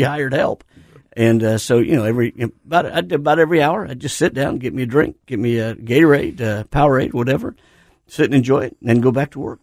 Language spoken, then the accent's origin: English; Indiana, United States; moved away; in my hometown, there's this place called Ivanhoe's